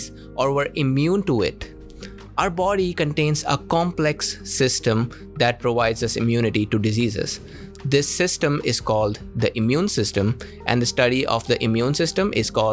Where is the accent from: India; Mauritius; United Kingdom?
India; As an Indian